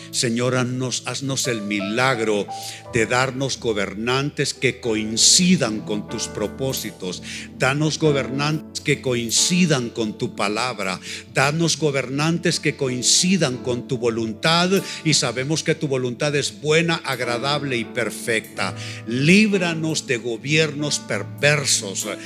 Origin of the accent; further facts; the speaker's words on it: Honduras; Somos catrachos de pura cepa. Amamos ser catrachos.